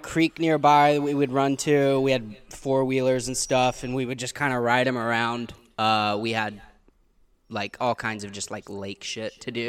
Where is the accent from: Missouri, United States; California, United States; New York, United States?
Missouri, United States; Pontiac; also born or lived in Gainesville, Missouri; now in Los Angeles, United States; I'm from a little town in southern Missouri called Pontiac, Missouri